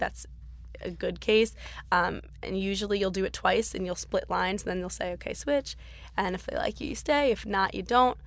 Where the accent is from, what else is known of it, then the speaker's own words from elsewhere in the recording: Beverly, Massachusetts, United States; moved away as an adult; now in Glendale, United States; right outside Boston, Massachusetts. It's actually called Beverly